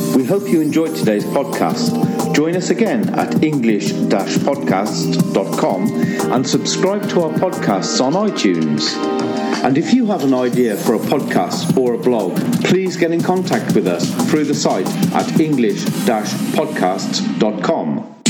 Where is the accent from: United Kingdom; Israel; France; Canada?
France; English is a second language; moved away as an adult; now in Sydney, Australia; coming from France